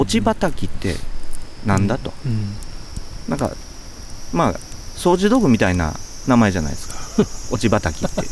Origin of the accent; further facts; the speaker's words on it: Kansai, Japan; 僕は関西出身なんですけど